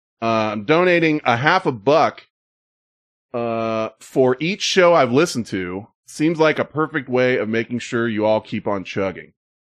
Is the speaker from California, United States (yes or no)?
yes; Santa Cruz, California, United States; I'm from the Santa Cruz area and still work in the South Bay